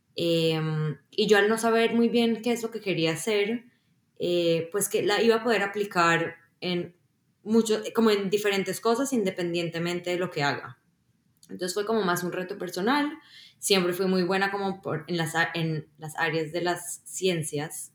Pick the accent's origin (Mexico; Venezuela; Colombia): Colombia; moved away as an adult; also born or lived in Israel / Boston, United States; now in Seattle, United States; Yo nací en Colombia y cuando era muy pequeña me mudé a Israel. Em, luego a los 11 volví a Colombia y ya me quedé ahí hasta pues graduarme del colegio